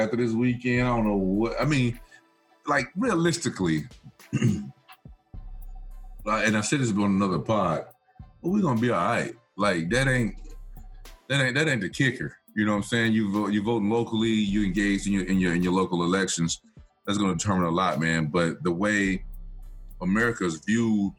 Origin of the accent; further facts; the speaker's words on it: Uniontown, Alabama, United States; moved away; down there in Uniontown and all throughout my hometown